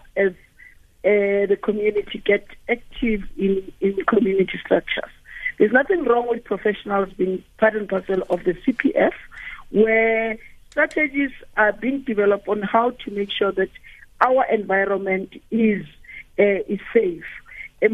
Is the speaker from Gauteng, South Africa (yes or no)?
yes; Johannesburg, Gauteng, South Africa; I'm from Alex